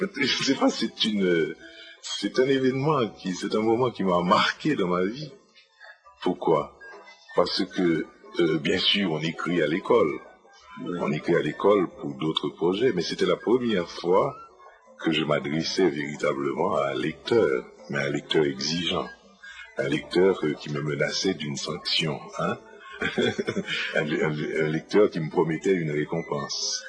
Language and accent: French; Port-au-Prince, Ouest, Haiti; je suis né à Port-au-Prince le 19 février 1940